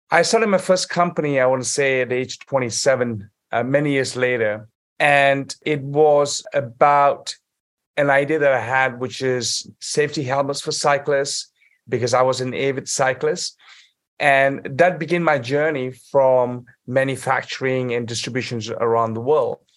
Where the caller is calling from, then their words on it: Saudi Arabia; I'm actually calling in from Saudi Arabia at the moment.